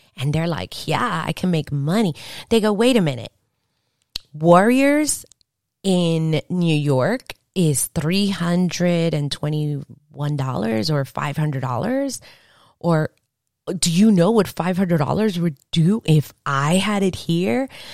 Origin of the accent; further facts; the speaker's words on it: Venezuela; moved away; I was born in Venezuela